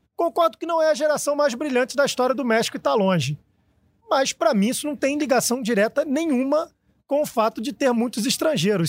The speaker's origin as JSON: {"language": "Portuguese", "country": "Brazil", "said": "Eu como brasileiro"}